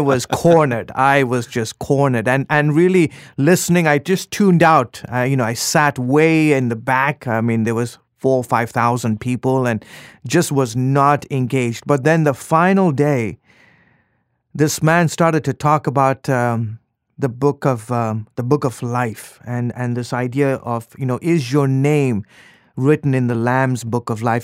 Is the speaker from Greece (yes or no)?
no; Lusaka, Lusaka Province, Zambia; moved away; also born or lived in Dar es Salaam, Tanzania; I moved when I was three years old. I moved to the capital